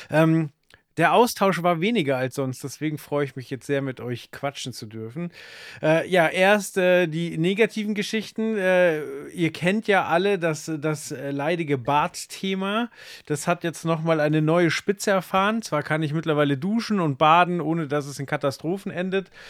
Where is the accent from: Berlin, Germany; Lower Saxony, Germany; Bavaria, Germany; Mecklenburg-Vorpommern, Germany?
Bavaria, Germany; Dachau; born there; Und mein Vater hat einen Job in München bekommen und ich bin dann in Dachau geboren worden.